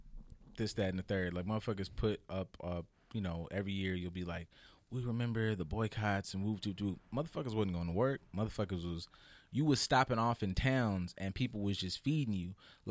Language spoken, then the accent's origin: English; Texas, United States; I'm from Texas, goddamn it, to Florida.